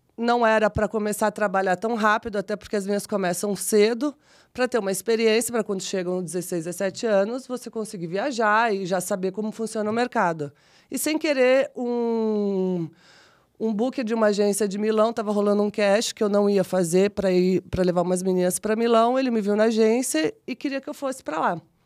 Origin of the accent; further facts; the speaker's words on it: São Paulo, Brazil; eu venho de uma família simples, né? Da periferia de São Paulo. Nasci no Jardim Selma